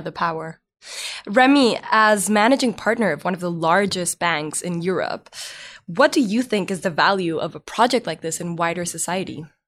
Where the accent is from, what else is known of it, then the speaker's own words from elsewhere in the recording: Mexico; I was born in Mexico